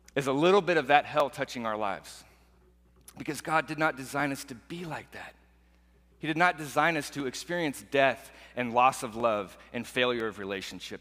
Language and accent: English; Portland, Oregon, United States; growing up in Portland, Oregon